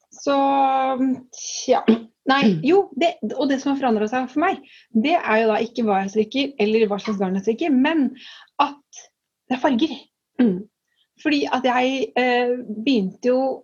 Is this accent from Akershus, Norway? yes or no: yes; Strømmen, Akershus, Norway; moved away as an adult; now in Tønsberg, Norway; Jeg kommer jo fra Strømmen, som er et lite sted utenfor Oslo.